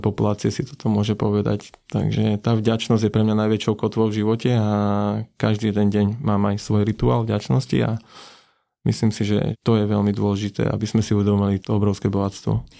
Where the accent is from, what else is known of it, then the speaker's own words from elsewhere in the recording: Slovakia; moved away as an adult; now in Vietnam; ja nie som úplný Slovák, som polo, ale pokladám sa aj za Slováka